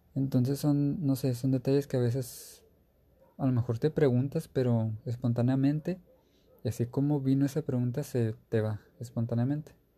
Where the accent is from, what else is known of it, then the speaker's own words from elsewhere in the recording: Mexico; Yo soy de México